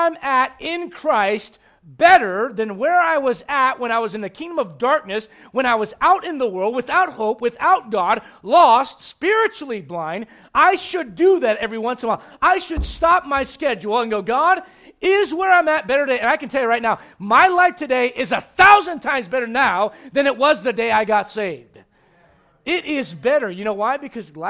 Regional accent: Berlin, Germany; now in Colorado, United States; I was born in Berlin, Germany, but I call Colorado home.

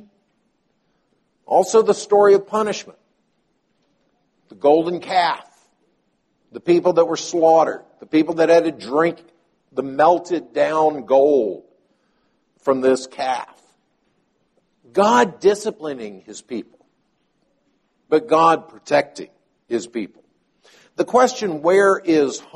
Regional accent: the South, United States; I was born and sort of raised in the South

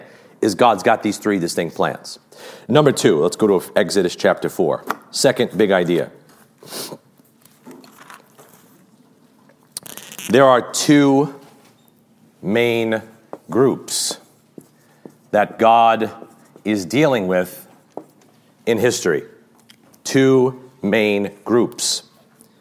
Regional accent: United States; as an American

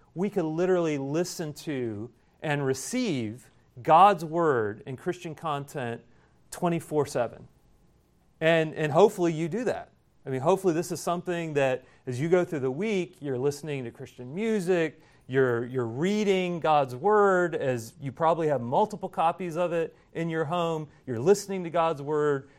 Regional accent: Indiana, United States; now in South Carolina, United States; growing up in Indiana, everything's flat

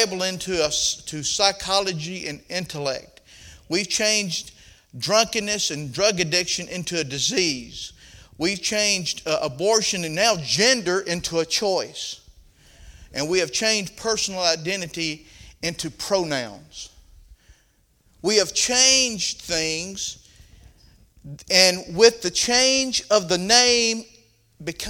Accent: the South, United States; accent: southern; My southern accent

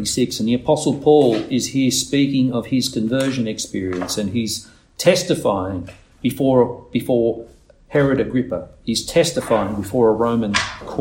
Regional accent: Nowra, New South Wales, Australia; I was born in Nowra Hospital

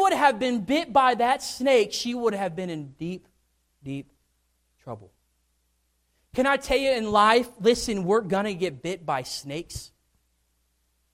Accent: Kentucky, United States; also born or lived in Tennessee; I had grown up in Kentucky. I was born in Tennessee, but I had grown up in Kentucky

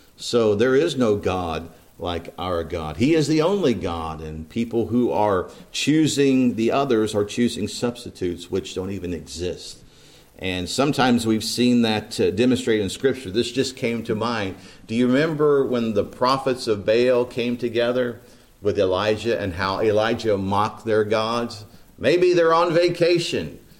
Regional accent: East Central Indiana, United States; Growing up in East Central Indiana

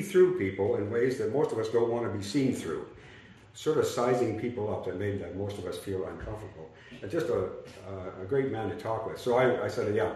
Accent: Montana, United States; moved away; also born or lived in Kamloops, British Columbia; I'm from Montana

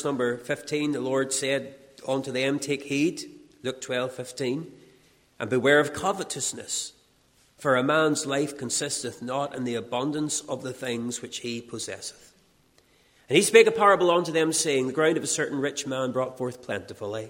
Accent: Castledawson, Northern Ireland, United Kingdom; I'm driving through my hometown of Castle Dawson

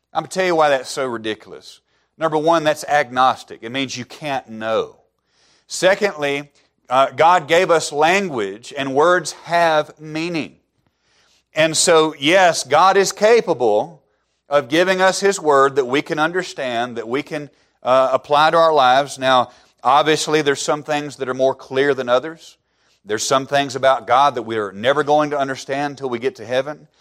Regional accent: Alabama, United States; moved away as an adult; I grew up in the buckle of the Bible Belt

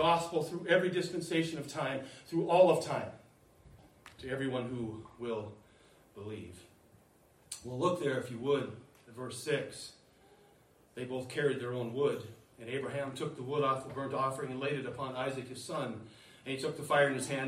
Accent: United States; We're Americans

